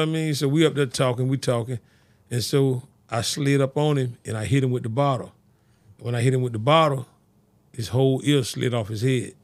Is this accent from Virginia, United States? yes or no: no; Fort Lauderdale, Florida, United States; I grew up on Sixth Street over in the city, city of Fort Lauderdale